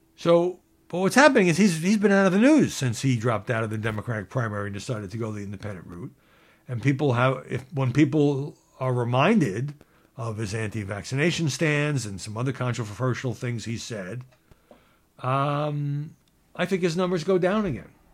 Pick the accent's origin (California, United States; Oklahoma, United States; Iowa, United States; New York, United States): New York, United States; New York City; I'm from Brooklyn, just like Barbara Streisand.